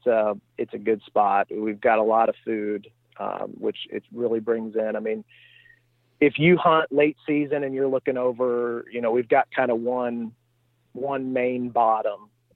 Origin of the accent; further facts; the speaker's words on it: Missouri, United States; Yeah, so I am from Eastern Missouri, a town southwest of St. Louis, about 30 or 35 miles.